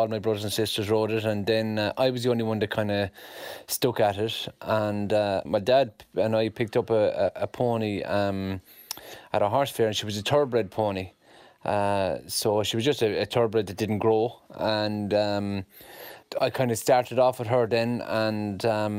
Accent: County Cork, Ireland; I had a wonderful childhood. We lived on a farm in the town, so we had the best of both worlds.

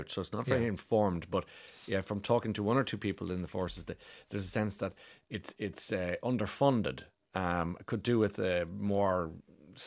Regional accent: Ireland; I'm proud Irishman

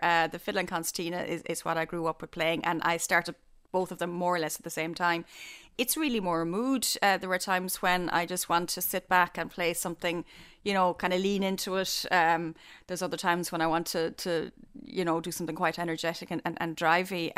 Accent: Killarney, Munster, Ireland; I was growing up in Killarney

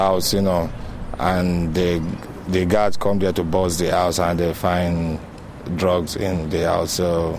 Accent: Nigeria; now in Ireland; I'm from Nigeria.

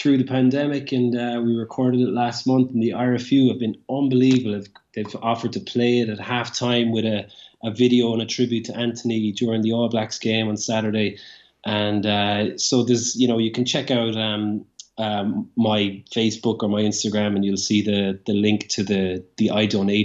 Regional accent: Limerick, Munster, Ireland; growing up in Limerick, and he went to the same school as me

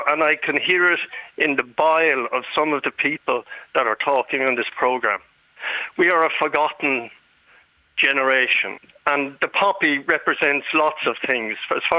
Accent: Ireland; Well, my family are a family. We're Irish Catholics.

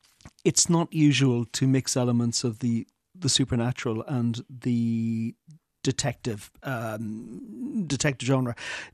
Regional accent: Ireland; so much a part of my heritage as an Irish person and the culture and my upbringing.

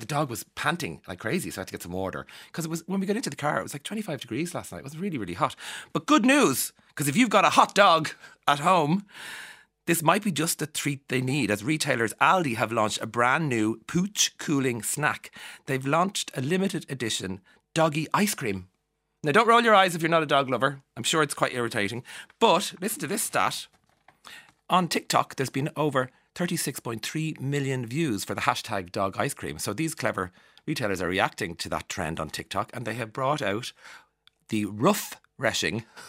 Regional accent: Ireland; accent: Irish; also born or lived in London; being Irish and living abroad as an Irish person.

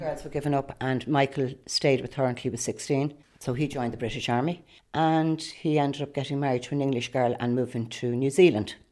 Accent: Rush, Leinster, Ireland; I'm from Rush

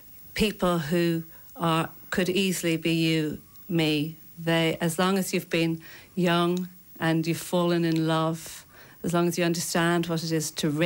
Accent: Leinster, Ireland; now in London, United Kingdom; I'm from County Kilkenny.

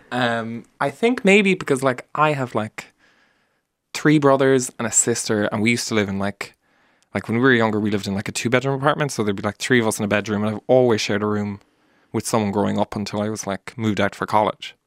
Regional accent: Mallow, Munster, Ireland; moved away as an adult; now in Dublin, Ireland; we're all from Mallow and from the country

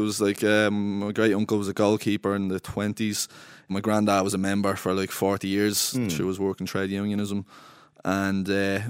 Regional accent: Dublin, County Dublin, Ireland; growing up in Cabra and the sense of community and pride in Cabra that I would have had, that I kind of feel is not really there anymore.

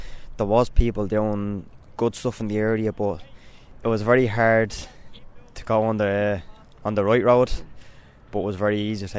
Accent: Dublin, Leinster, Ireland; I grew up in Domnick Street Flats. I went to school in Murdy's Place in Dorset Street.

